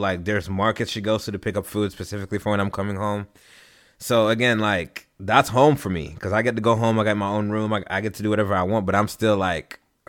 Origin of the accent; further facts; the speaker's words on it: Haiti; Man, I moved around a whole lot. Shoot, bro. I've lived overseas. I don't even really know where to start with this. Like, where did I grow up? I've grown up in Haiti.